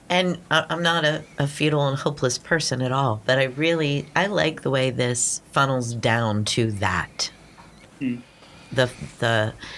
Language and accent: English; Pittsburgh, Pennsylvania, United States; I grew up in Pittsburgh